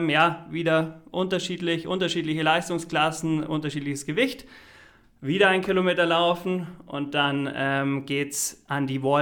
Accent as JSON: {"language": "German", "region": "Bavaria", "country": "Germany", "said": "Ich bin beide aus dem Allgäu."}